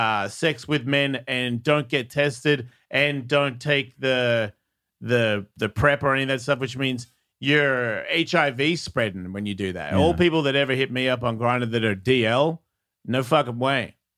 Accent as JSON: {"language": "English", "town": "Tampa", "region": "Florida", "country": "United States", "said": "Like, you don't even know, man. I'm from Tampa."}